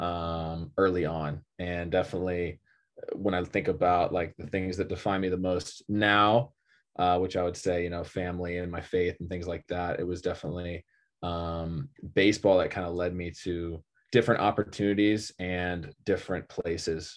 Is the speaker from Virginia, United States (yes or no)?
no; Austin, Texas, United States; also born or lived in California; I moved to Texas when I was, uh, in third grade. I guess I was, like, eight or nine or something like